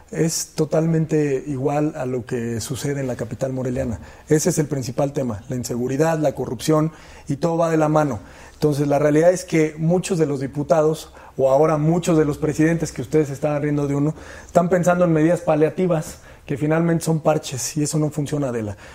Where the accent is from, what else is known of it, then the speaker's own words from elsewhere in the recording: Michoacán, Mexico; Michoacán no solo somos eso, los michoacanos no solo somos eso.